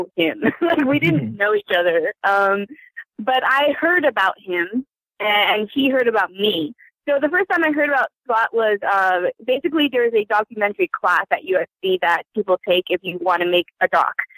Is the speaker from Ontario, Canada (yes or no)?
no; Vancouver, British Columbia, Canada; also born or lived in China; when I was growing up in Vancouver, Canada, my parents, who were new immigrants